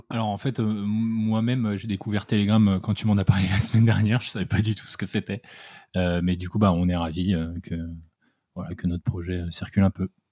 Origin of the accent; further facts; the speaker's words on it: south of Essonne, Île-de-France, France; moved away; on est du sud de l'Essonne, donc c'est en dessous de Paris